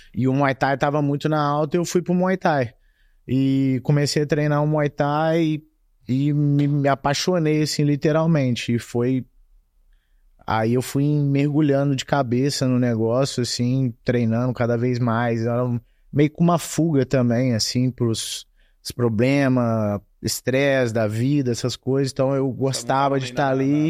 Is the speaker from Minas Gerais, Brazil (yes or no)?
yes; Juiz de Fora, Minas Gerais, Brazil; moved away as an adult; also born or lived in Muriaé; now in United States; nasci e fui criado em Juiz de Fora até meus 18 anos.